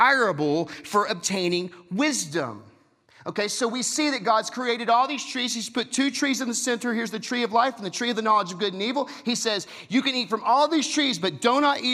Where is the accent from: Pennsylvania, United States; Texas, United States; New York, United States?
Texas, United States; I'm from Texas.